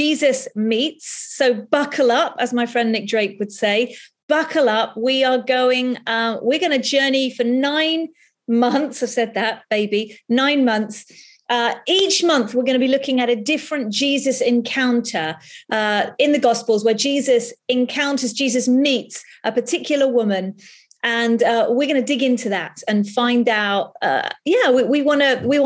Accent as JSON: {"language": "English", "country": "United Kingdom", "said": "we're British"}